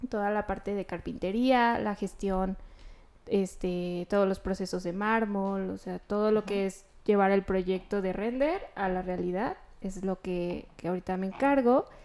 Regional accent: León, Guanajuato, Mexico; De León, de León, Guanajuato. Sí, sí, soy de panza verde

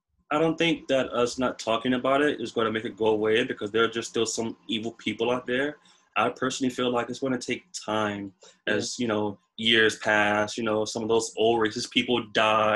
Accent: United States; as an American being born here

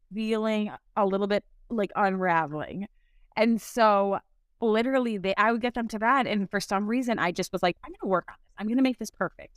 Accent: Milwaukee, Wisconsin, United States; also born or lived in St. Louis, Missouri / Madison, Wisconsin; I grew up in Saint Louis, but then ended up moving to Milwaukee when I was in middle school. So, I, um, I consider myself a Milwaukeean

